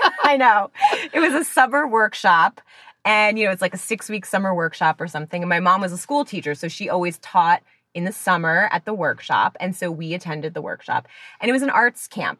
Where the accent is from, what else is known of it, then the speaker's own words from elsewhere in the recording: New Jersey, United States; moved away; I'm from New Jersey originally, so of course you go to the mall to get a job